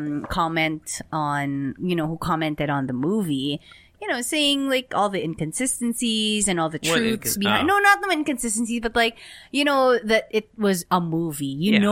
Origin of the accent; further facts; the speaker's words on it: Philippines; being a Filipino, you know, they have their own, we have our own culture.